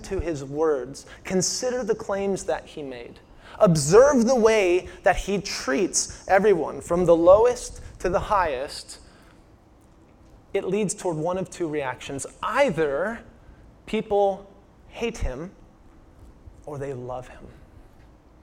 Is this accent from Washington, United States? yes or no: yes; Washington, United States; moved away; I'm from Washington State